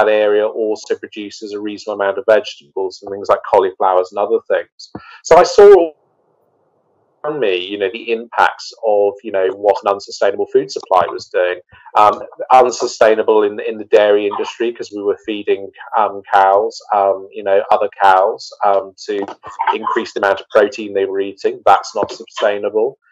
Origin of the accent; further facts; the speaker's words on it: the Lizard, Cornwall, South West England, United Kingdom; I am from Cornwall. I'm from the Lizard. I grew up in food and farming country